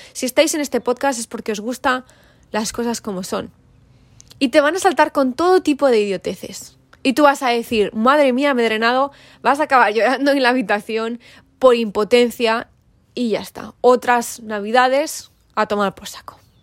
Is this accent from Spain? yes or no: yes; Valladolid, Castile and León, Spain; soy hija de mi madre, de mi padre y vengo de Valladolid